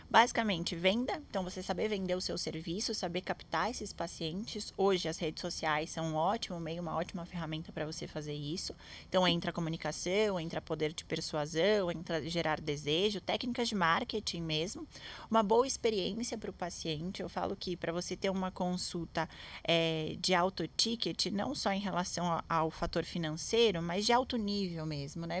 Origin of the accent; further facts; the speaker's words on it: Santos, São Paulo, Brazil; eu sou de Santos